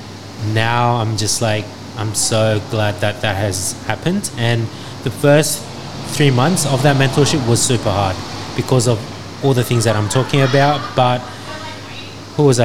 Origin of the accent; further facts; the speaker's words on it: Australia; I grew up in Australia